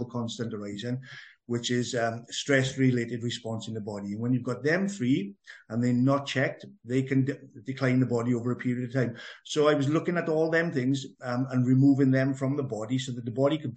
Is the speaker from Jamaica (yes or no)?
no; Merthyr Tydfil, Wales, United Kingdom; accent: Welsh; as a young boy, growing up in Merthyr Tydfil, which was quite an adventurous town to grow up